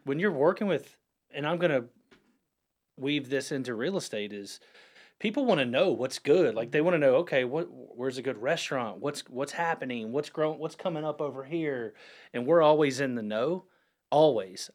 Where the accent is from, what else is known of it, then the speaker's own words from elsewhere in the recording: Huntersville, North Carolina, United States; I'm a Lake Norman born and raised